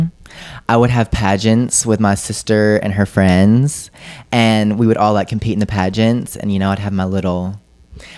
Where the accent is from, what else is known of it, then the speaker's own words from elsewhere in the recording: Leeds, Alabama, United States; I'm from Leeds, Alabama, which is a small conservative country town